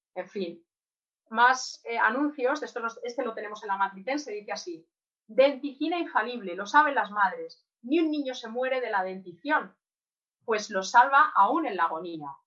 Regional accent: Madrid, Community of Madrid, Spain; para los que somos de Madrid

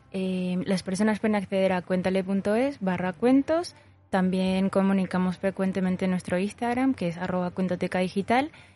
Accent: Paraguay; moved away as an adult; now in Zaragoza, Spain; yo llevo tres años en Zaragoza, eh, vengo de Paraguay

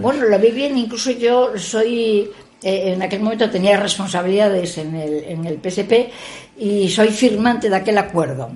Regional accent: Gijón, Asturias, Spain; also born or lived in San Sebastián / Madrid; sí, naciendo en Osti, pero bueno, soy gijonesa desde el mes de nacimiento

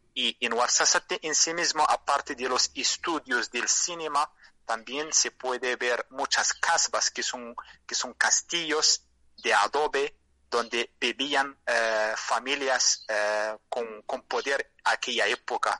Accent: Merzouga, Drâa-Tafilalet, Morocco; Spanish is a second language; mi pueblo se llama Mersuga

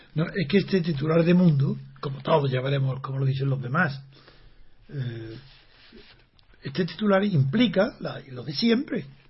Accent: Alpujarra, Andalusia, Spain; soy de la Alpujarra

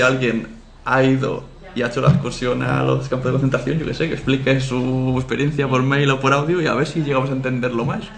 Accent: Catalonia, Spain; Yo también soy catalán.

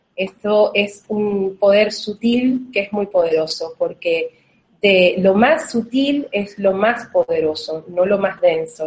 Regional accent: Venezuela; now in Uruguay; en este momento si estoy en Argentina, pero vivo en Uruguay, pero soy de Venezuela

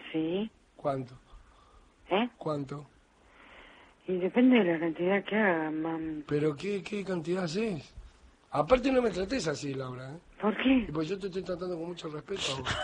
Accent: Morón, Buenos Aires Province, Argentina; Yo nací en Morón.

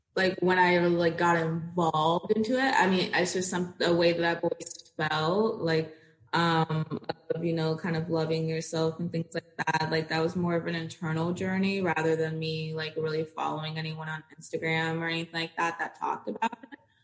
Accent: Florida, United States; also born or lived in Portsmouth, Virginia; moved to Florida, where I mean, I've stayed for a very long time

